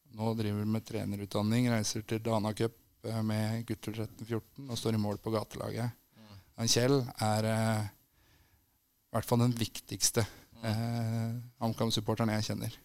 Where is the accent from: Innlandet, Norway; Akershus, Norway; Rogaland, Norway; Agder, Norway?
Innlandet, Norway; Brumunddal; moved away; Jeg er fra Brumunddal opprinnelig